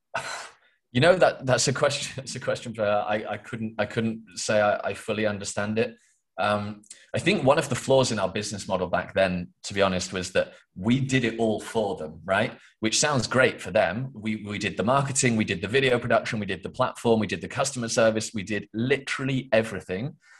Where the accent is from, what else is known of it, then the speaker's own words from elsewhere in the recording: England, United Kingdom; I am from England, the UK